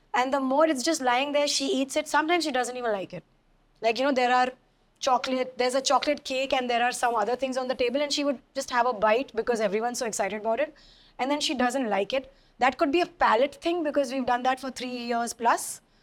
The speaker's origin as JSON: {"language": "English", "region": "Delhi", "country": "India", "tie": "born or raised there", "said": "I'm a girl from Delhi, so I've, you know, grown up with enough Eve teasing and catcalling"}